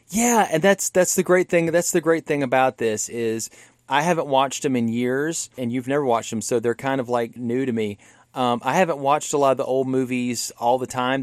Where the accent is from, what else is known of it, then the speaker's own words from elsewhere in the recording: Louisiana, United States; I come from Louisiana. That's where my dad's from